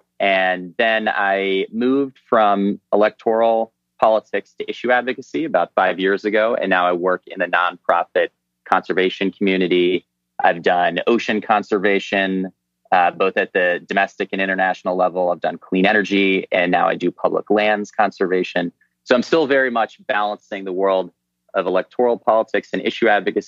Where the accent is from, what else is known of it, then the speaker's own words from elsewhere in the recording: Crown Point, Indiana, United States; moved away as an adult; also born or lived in Peoria, Illinois; now in Washington, D.C., United States; I grew up in northern Indiana, right outside of Chicago.